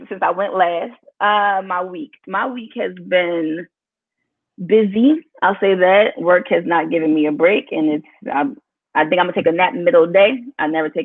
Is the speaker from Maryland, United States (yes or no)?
yes; Annapolis, Maryland, United States; moved away as an adult; now in Los Angeles, United States; I'm from Maryland, Annapolis, born and raised, 410. Currently live